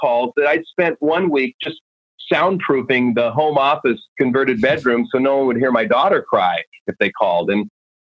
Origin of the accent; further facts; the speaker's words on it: Oregon, United States; I grew up in Oregon and grandma had a simple wooden stove that she cooked on.